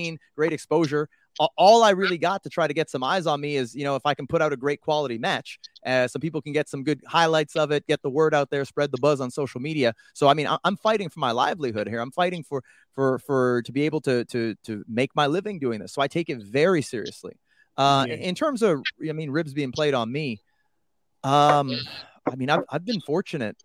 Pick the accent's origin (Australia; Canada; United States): Canada; as a Canadian